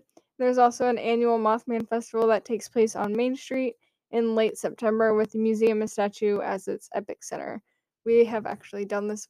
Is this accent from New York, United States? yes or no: no; Loveland, Ohio, United States; I'm from there. That's where my parent, well, one side of my parents lives.